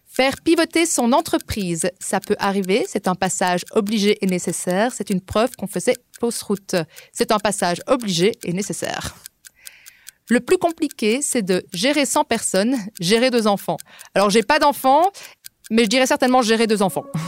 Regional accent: Liège, Wallonia, Belgium; moved away as an adult; also born or lived in England / Spain / Denmark / Berlin, Germany; now in Austria; je suis belge d'origine de Liège

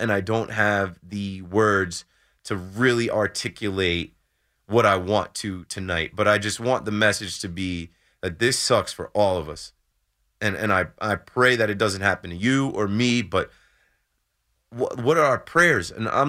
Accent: New Jersey, United States; Obviously, I grew up in Jersey and coming to New York my entire life.

